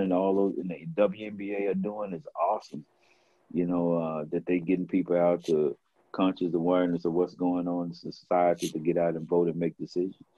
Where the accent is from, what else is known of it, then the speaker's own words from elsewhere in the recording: Dallas, Texas, United States; my hometown i grew up here